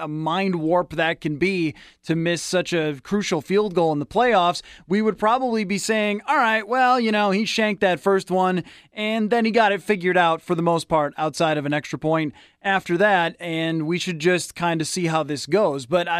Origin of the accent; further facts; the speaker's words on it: Buffalo, New York, United States; moved away; I grew up in Buffalo. That's where I came from.